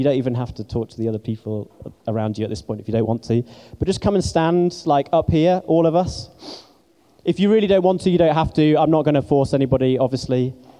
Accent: England, United Kingdom; Believe me, you know, I'm English and I feel strange most of the time.

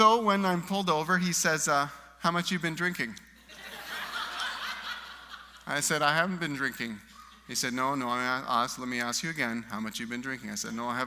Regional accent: Souris, Manitoba, Canada; moved away; also born or lived in England; I was 16, and I was driving home from Brandon, Manitoba to Souris, where I live

